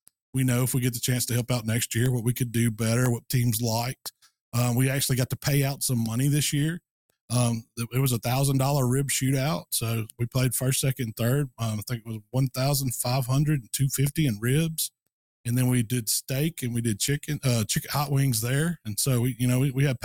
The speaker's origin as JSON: {"language": "English", "town": "Hernando", "region": "Mississippi", "country": "United States", "tie": "born or raised there", "said": "I live in Hernando now, which is just outside of Memphis, kind of a suburb of Memphis, Tennessee. It's actually in Mississippi"}